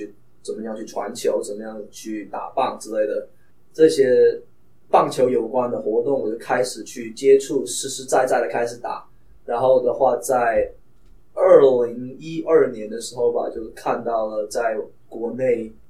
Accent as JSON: {"language": "Chinese", "region": "southern China", "country": "China", "accent": "heavy southern accent", "said": "我的普通话又不是很好，对于那个国内的要求来话来说的话，因为我是非常南方的孩子嘛，然后我们的口音就非常重，无可救药的重"}